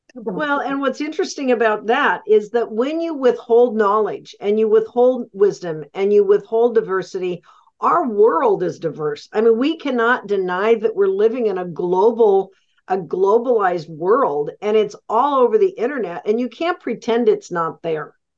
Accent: the West, United States; I'm from the West.

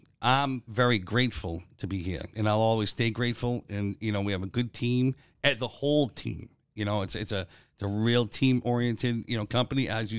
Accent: Ireland; Well, I'm an Irishman.

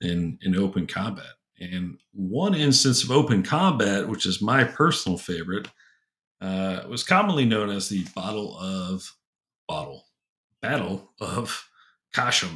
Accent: United States; I am American. I am not Canadian

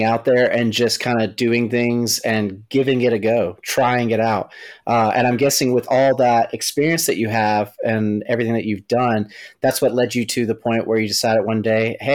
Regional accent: the South, United States; I'm from the South as well

